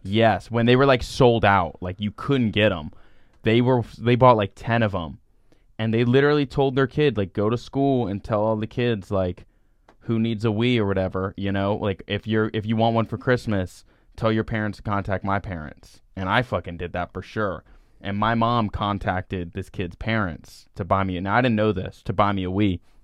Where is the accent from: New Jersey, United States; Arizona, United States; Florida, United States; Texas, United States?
Florida, United States; Celebration; where I'm from, it's called Celebration, Florida.